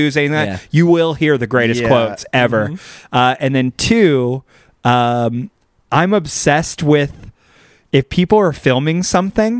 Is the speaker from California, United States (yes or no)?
yes; Bakersfield, California, United States; accent: slight drawl; a very aggro, entitled hillbilly from Bakersfield, which is my hometown.